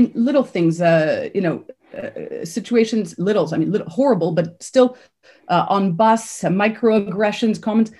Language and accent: English; Canada; moved away as an adult; I grew up in Canada. I have Polish parents who were Polish Jewish refugees.